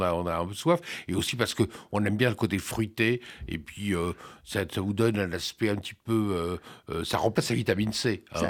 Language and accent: French; France; chez nous en France